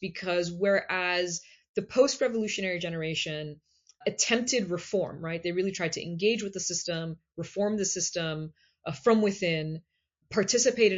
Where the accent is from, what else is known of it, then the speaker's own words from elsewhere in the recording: United States; I'm Iranian American. I was born and raised in the United States